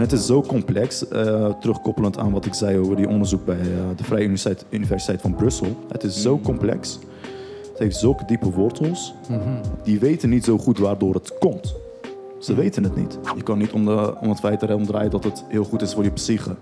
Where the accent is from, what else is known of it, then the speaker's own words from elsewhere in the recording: Rotterdam, South Holland, Netherlands; also born or lived in Turkey; ik ben ook opgegroeid in Rotterdam-Zuid